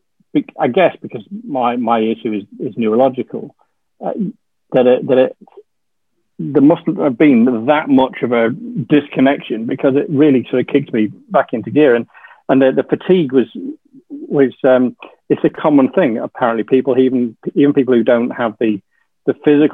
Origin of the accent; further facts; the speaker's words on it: Yorkshire and the Humber, United Kingdom; also born or lived in Yeovil; now in Bournemouth, United Kingdom; I'm a Yorkshireman